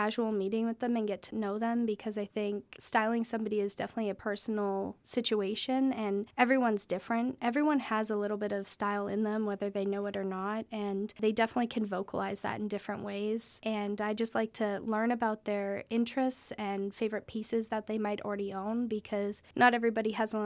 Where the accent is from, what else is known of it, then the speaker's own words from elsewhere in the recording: Nanton, Alberta, Canada; moved away as an adult; also born or lived in Savannah, Georgia / Texas; I grew up in Nanton on a ranch just west of there